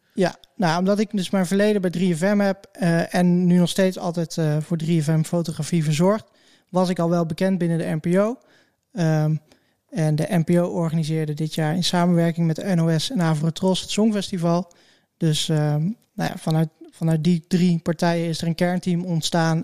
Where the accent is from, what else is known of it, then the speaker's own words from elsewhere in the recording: Hattem, Gelderland, Netherlands; now in Zwolle, Netherlands; ik ben geboren in Hattem en ja, dat is een beetje het, het voorland van Zwolle.